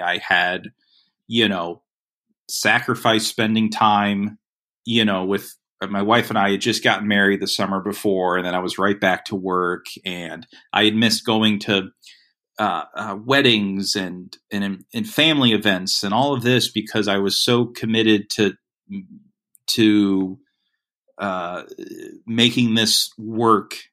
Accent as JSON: {"language": "English", "area": "Lee County", "region": "Florida", "country": "United States", "tie": "born or raised there", "said": "where I grew up in Florida"}